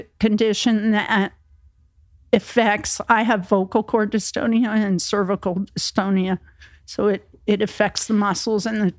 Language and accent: English; New Jersey, United States; moved away as an adult; also born or lived in Florida; They knew he was from Jersey and I was from Jersey.